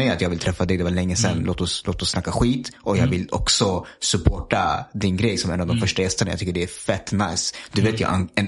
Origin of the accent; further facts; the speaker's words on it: Stockholm, Stockholm County, Sweden; also born or lived in Bangladesh; vi är ju uppvuxna här i Stockholm. Så ah. vi kan bara Stockholm, eller jag kan i alla fall bara Stockholm.